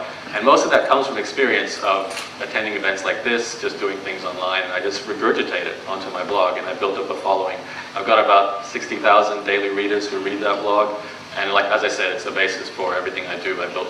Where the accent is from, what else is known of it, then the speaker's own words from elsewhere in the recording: Brisbane, Queensland, Australia; So I am born and raised in Brisbane, so if you ask me any questions about Australia, I'll know the answer to them.